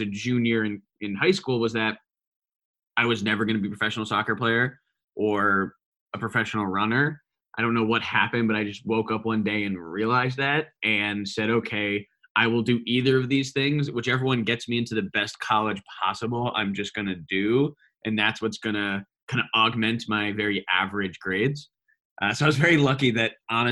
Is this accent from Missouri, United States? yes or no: no; Westfield, New Jersey, United States; moved away as an adult; also born or lived in Virginia / California; I'm lucky enough to grow up in Westfield, New Jersey, where I know you live as well. So I grew up in Westfield basically my whole life